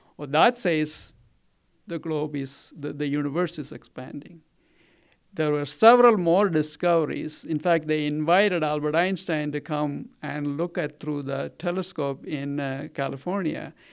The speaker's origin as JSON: {"language": "English", "region": "Kerala", "country": "India", "tie": "born or raised there", "moved": "yes", "lives_now": "Colorado, United States", "said": "I grew up in Kerala"}